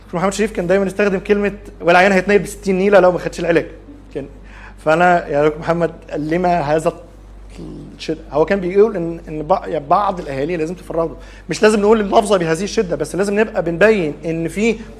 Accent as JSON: {"language": "Arabic", "country": "Egypt", "also_born_or_lived": "Saudi Arabia", "said": "عندنا في مصر"}